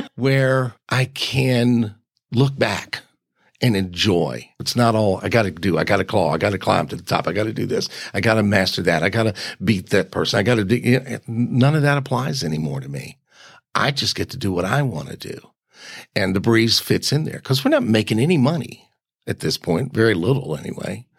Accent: Richmond, Virginia, United States; I was born on Broad Street

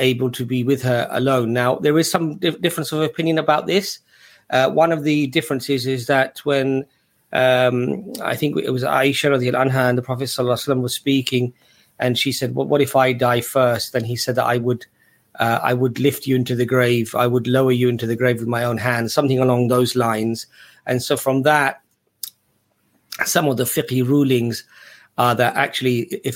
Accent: England, United Kingdom; growing up in England, you were often, when you were young, you felt like you were on the back foot defending your position of Islam

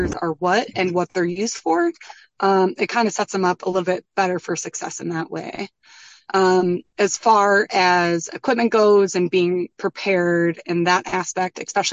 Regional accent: Midwest, United States; moved away as an adult; also born or lived in Colorado; now in Vermont, United States; I grew up in the Midwest and I also taught snowboarding in Colorado.

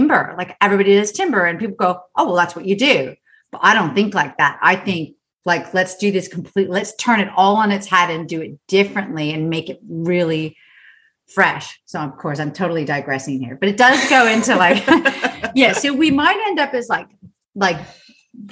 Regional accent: United States; now in Australia; I'm American

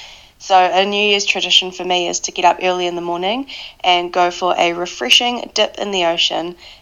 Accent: New Zealand; I'm from New Zealand.

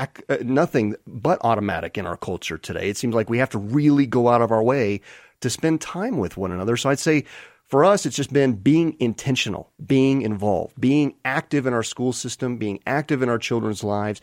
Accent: California, United States; now in Colorado, United States; I'm a Californian that had relocated to Colorado many, many years ago. I feel like I'm almost a Colorado native

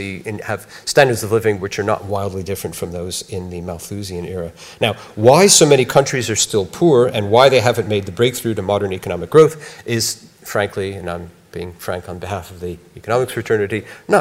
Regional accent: United States; accent: American; you could tell from my accent, I'm an American

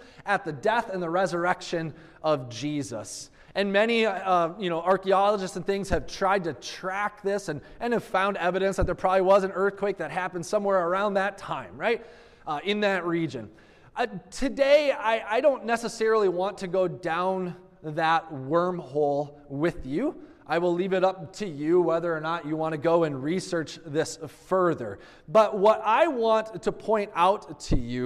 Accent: Minnesota, United States; moved away; also born or lived in Missouri; I grew up in Minnesota

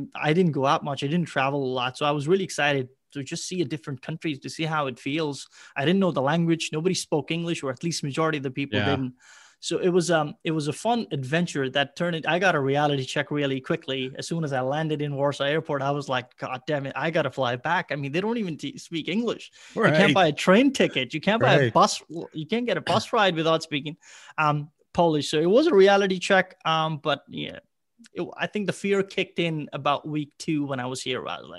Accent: Ireland; also born or lived in Pakistan; No. I was born in Pakistan. About a month later, my mom and my dad, they all immigrated to Ireland. That's what I was raised for a good part of my life.

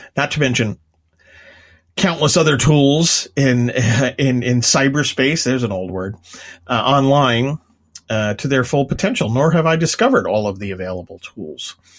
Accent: Long Island, New York, United States; I'm from Long Island

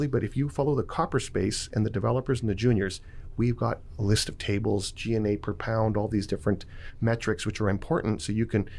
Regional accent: Vancouver, British Columbia, Canada; I'm from Vancouver

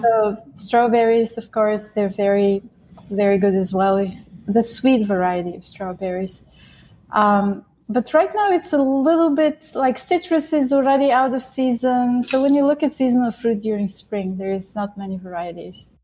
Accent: Bulgaria; moved away; I grew up in Bulgaria.

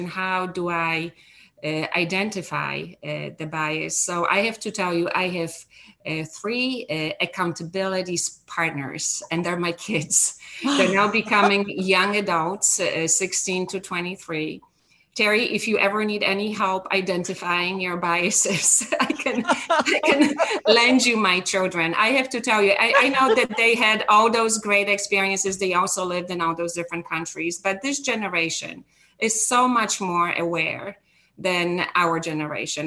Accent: Poland; moved away as an adult; now in United States; I grew up in Poland. I left Poland when I was just turned 20 years old

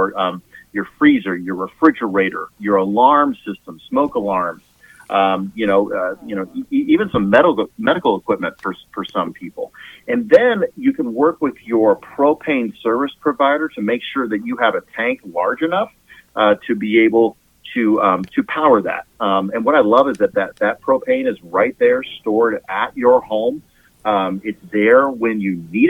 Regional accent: California, United States; moved away as an adult; now in Kansas, United States; I'm from California originally.

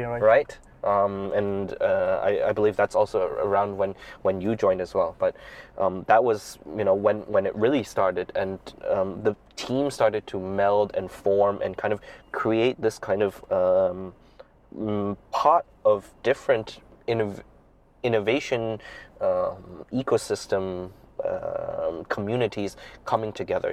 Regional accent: Hong Kong; moved away as an adult; also born or lived in Taiwan / United States / Shanghai, China; now in China; I, I grew up in Hong Kong, and then my father is Shanghainese. Um, so I spent most of my time growing up in Hong Kong

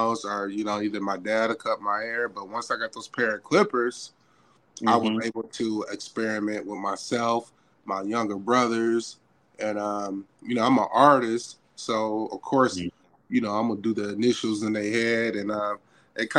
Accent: Fort Dodge, Iowa, United States; also born or lived in Des Moines, Iowa; I am from Des Moines, Iowa. Grew up in a small town called Fort Dodge, but spent most of my life here in Des Moines.

